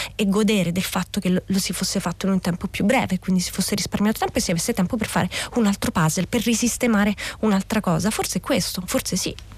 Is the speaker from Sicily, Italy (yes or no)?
no; Scauri, Lazio, Italy; io sono di Scauri